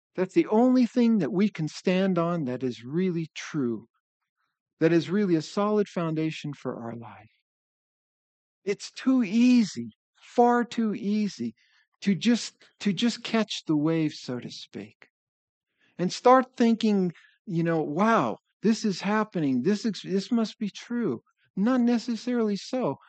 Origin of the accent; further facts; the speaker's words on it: northeastern Pennsylvania, United States; I was growing up in Pennsylvania